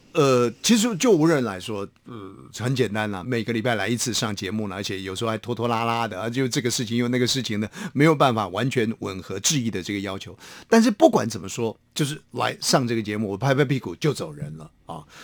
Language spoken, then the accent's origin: Chinese; Hsinchu, Taiwan; 到了我的家乡，大概新竹